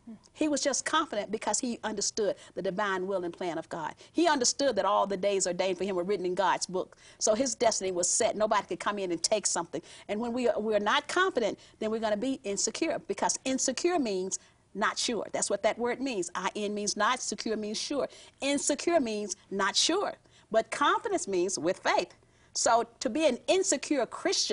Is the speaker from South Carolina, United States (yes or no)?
no; Southern California, United States; I'm from Southern California